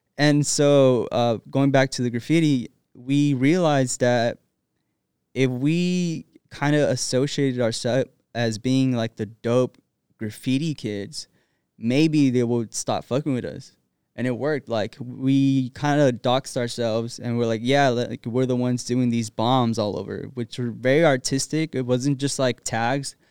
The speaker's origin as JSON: {"language": "English", "town": "Rialto", "region": "California", "country": "United States", "tie": "born or raised there", "also_born_or_lived": "Los Angeles, California", "said": "I was born in East L A and, uh, grew up in Rialto, California"}